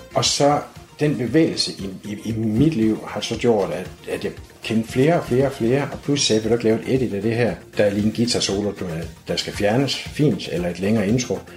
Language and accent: Danish; Aarhus, Central Denmark Region, Denmark; Jeg er 56 år gammel og født og opvokset her i Aarhus